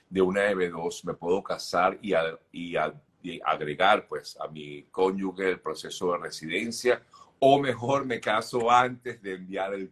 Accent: Venezuela; Eh, tengo, soy venezolana, tengo petición de parol. Mi hija es panameña y mi esposo panameño.

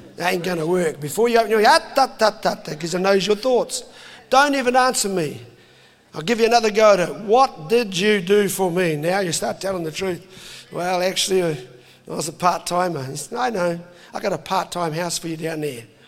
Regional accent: New Zealand; I'm a Kiwi dad.

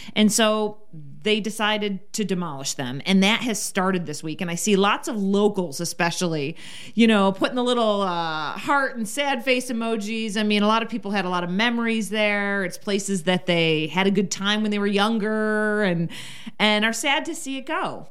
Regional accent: Rochester, New York, United States; now in Las Vegas, United States; my hometown of Rochester, New York

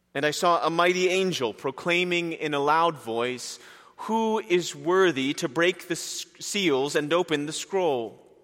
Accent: Princeton, New Jersey, United States; I was born and raised in Princeton, New Jersey

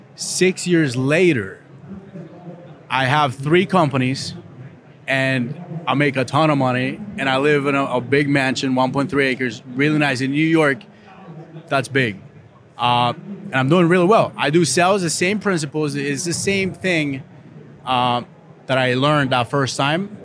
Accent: Costa Rica; moved away; I was born in Costa Rica, poor country

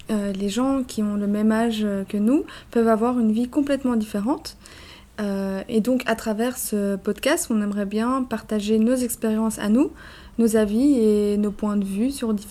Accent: Brussels, Brussels-Capital Region, Belgium; moved away as an adult; now in Barcelona, Spain; j'ai 25 ans, je suis née aussi à Bruxelles.

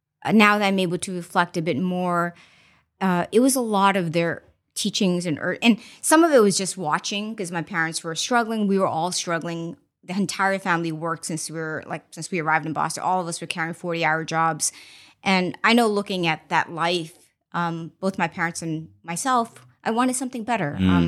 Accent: Mozambique; also born or lived in China; So I was born in China, but I actually grew up in Mozambique, Africa.

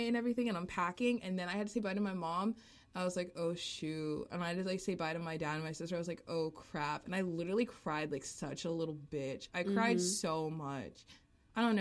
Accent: Duluth, Georgia, United States; moved away as an adult; now in New York, United States; I'm from Georgia. Duluth, Georgia.

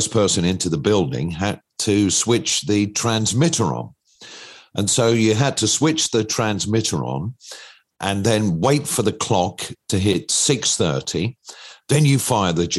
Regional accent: Lytham St Annes, North West England, United Kingdom; I was living in Lancashire. I was born in Lytham St Annes

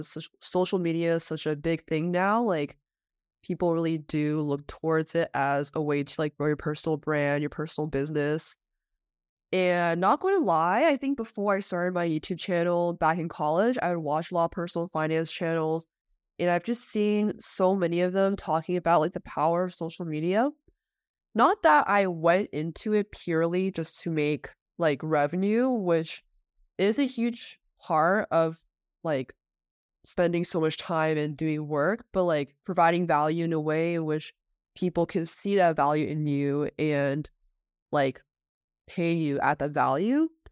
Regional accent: Bay Area, California, United States; I grew up in the Bay Area where I w, did all my schooling there

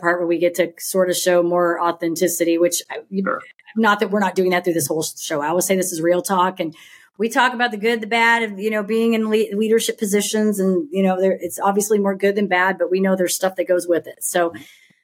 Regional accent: Houston, Texas, United States; now in Dallas, United States; I grew up in Houston. I moved in Dallas in 2004

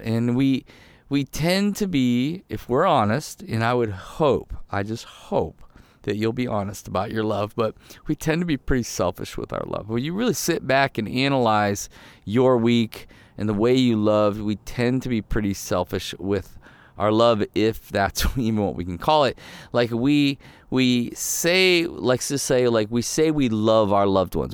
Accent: Ohio, United States; also born or lived in Michigan; I, I was born in Michigan, but we grew up in Ohio

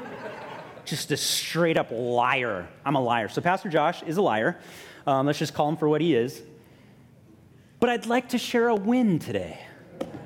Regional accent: Honolulu, Hawaii, United States; I grew up in Hawaii Kai. I went to, you know, like middle school in New Valley, high school at Kaiser High School

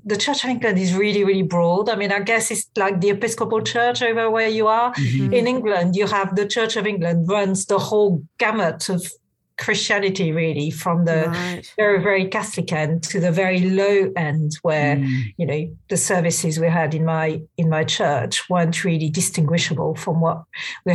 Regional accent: central France, France; now in London, United Kingdom; I grew up in France, in central France, in a very, very secular kind of place

